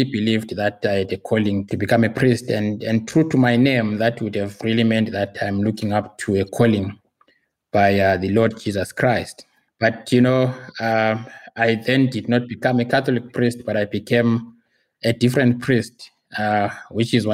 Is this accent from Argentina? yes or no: no; Zimbabwe; now in Pretoria, South Africa; I live in South Africa. I'm very much a resident here, but originally I'm from Zimbabwe. So I'm Zimbabwean by birth and descent.